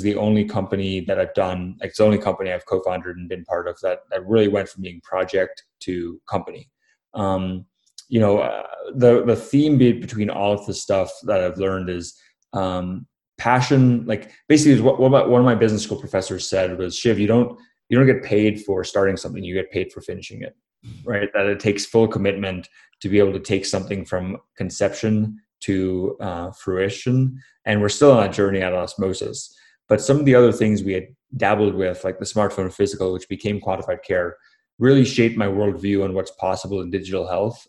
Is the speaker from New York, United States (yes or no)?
no; Florida, United States; also born or lived in Namibia / Durban, South Africa; I grew up in Florida